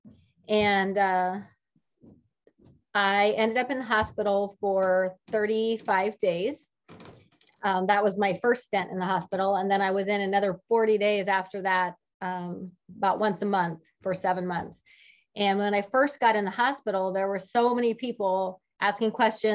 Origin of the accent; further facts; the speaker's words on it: West Coast, United States; moved away as an adult; also born or lived in California / Joplin, Missouri; now in Springfield, United States; I currently live in Springfield, Illinois, but I'm originally from the West Coast